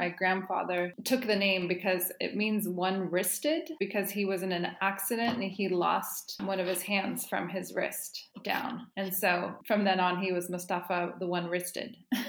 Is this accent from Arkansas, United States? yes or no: no; Santa Cruz, California, United States; I grew up in Santa Cruz when I was in California when I was a kid, and it's total hippie veggie land place.